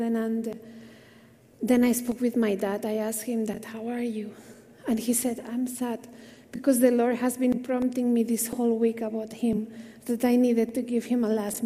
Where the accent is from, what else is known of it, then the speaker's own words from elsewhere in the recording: Spain; moved away as an adult; now in India; I'm from Spain originally. Now I'm Indian at heart. I think it's been 17 years